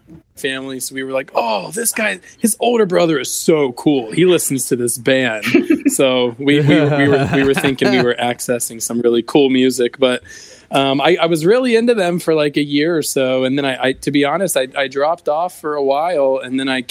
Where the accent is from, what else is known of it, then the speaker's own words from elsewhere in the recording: Harrisburg, Pennsylvania, United States; moved away as an adult; now in Maryland, United States; I'm from Pennsylvania, but I've been here in Maryland about 3 years